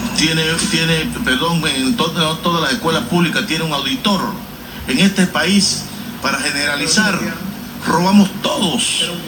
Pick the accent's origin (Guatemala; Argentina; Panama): Panama; La Villa de Los Santos, Los Santos; now in Panama City, Panama; Cuando yo vengo los domingos de mi pueblo natal, la Villa de los Santos